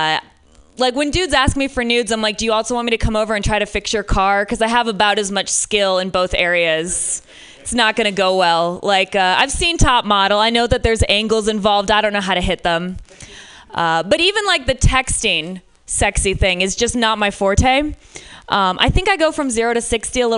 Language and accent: English; Michigan, United States; now in San Francisco, United States; I'm from Michigan originally